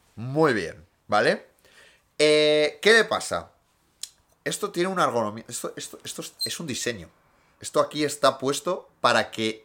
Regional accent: Gijón, Asturias, Spain

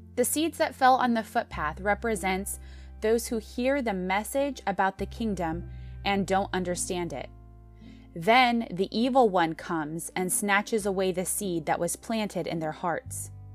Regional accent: United States; American Christians

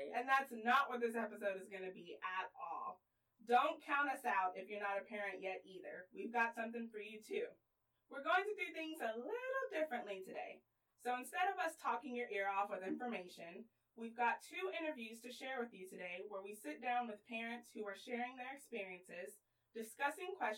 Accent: Houston, Texas, United States; I'm 26 years old and I was born and raised in Houston, Texas.

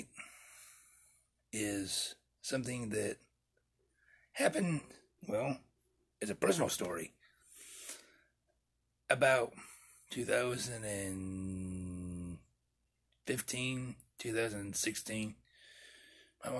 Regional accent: Topeka, Kansas, United States; In our hometown of Topeka

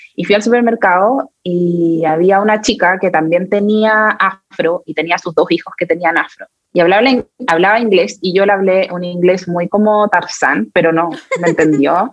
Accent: Chile; en mi país, yo vivo acá en Chile

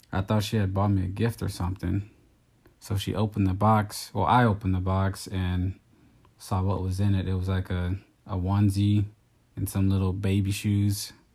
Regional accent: Texas, United States; moved away as an adult; now in California, United States; I'm from Texas.

